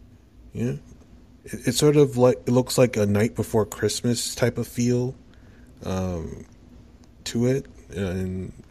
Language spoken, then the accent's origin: English; Canada; accent: Canadian; also born or lived in Ontario; Oh, well, I am Canadian.